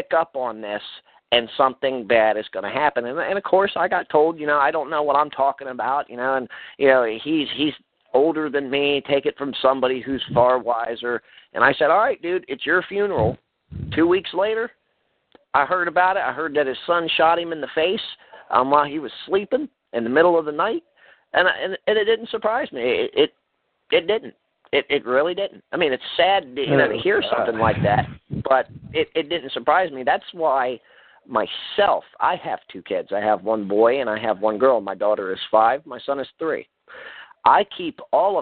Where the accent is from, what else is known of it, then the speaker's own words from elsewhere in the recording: Baltimore, Maryland, United States; now in Delaware, United States; I originally grew up in Baltimore, Maryland, inner city